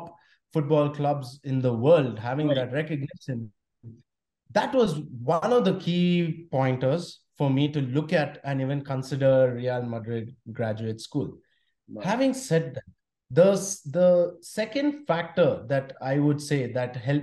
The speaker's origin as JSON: {"language": "English", "country": "India", "tie": "born or raised there", "also_born_or_lived": "Spain", "moved": "as an adult", "said": "growing up in India"}